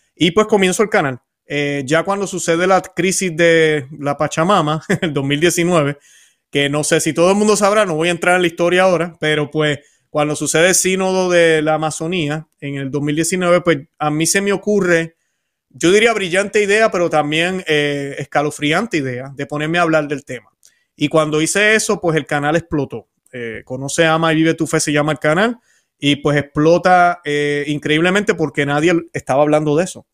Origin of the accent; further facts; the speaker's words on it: Puerto Rico; moved away as an adult; also born or lived in Florida; now in Orlando, United States; nací en Puerto Rico, me mudé hace unos 20, 22 años para aquí, para Florida